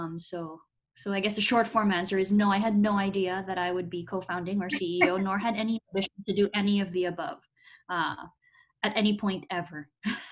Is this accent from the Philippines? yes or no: yes; Philippines; moved away as an adult; now in United States; I grew up in the Philippines, a much more collectivist rather than individualist society